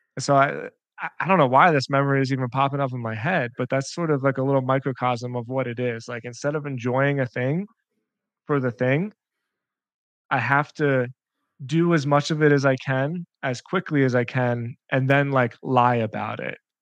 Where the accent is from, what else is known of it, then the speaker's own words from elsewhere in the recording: Philadelphia, Pennsylvania, United States; I'm from Philadelphia, and Pennsylvania is a state inside the United States that is just like a big wrestling state.